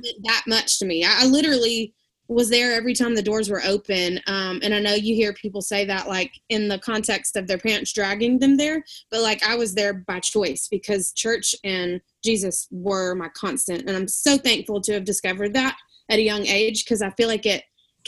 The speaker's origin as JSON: {"language": "English", "region": "Alabama", "country": "United States", "moved": "as an adult", "lives_now": "Virginia, United States", "said": "I am from Alabama"}